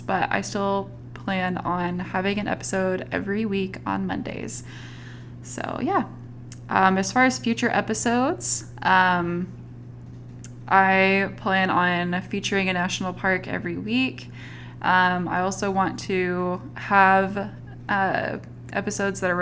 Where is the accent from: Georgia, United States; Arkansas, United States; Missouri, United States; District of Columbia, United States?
Arkansas, United States; Northwest; also born or lived in Southeast Texas / Utah; I was born in Northwest Arkansas. That's where I currently live. I've lived in the Northwest Arkansas area for pretty much my whole life, spare a couple years that were spent in Southeast Texas